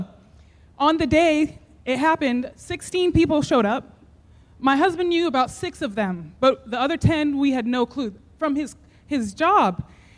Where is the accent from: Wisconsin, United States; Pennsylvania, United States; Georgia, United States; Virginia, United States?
Georgia, United States; Summerville; We are from Somerville, Georgia, and we have a farm called Parable Gardens and Orchard.